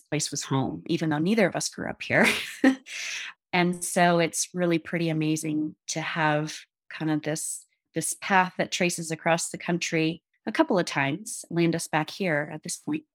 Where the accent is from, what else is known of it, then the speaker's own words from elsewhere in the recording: Upper Peninsula of Michigan, United States; moved away as an adult; also born or lived in Eugene, Oregon / Seattle, Washington; now in Jackson, United States; I'm from the Upper Peninsula of Michigan. Grew up on, like, Superior